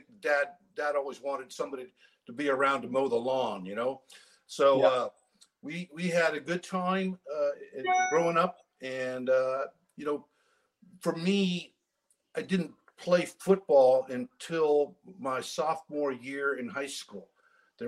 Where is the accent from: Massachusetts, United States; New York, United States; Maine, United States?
Maine, United States; I grew up, I was born in Maine.